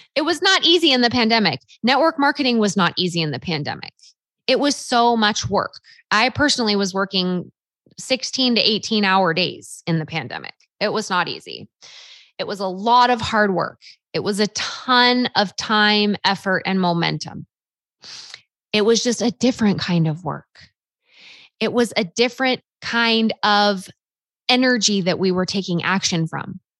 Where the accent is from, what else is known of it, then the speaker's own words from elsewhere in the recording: Half Moon Bay, California, United States; moved away as an adult; also born or lived in Rexburg, Idaho; my hometown, Half Moon Bay, California